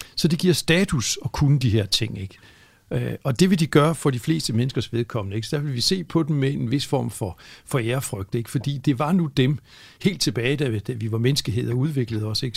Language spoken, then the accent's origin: Danish; Frederikshavn, North Denmark Region, Denmark; hvor jeg er vokset op